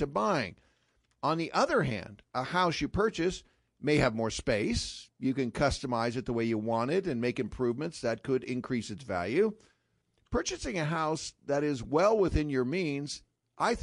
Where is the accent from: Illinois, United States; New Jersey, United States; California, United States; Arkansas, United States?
California, United States; moved away; I grew up in California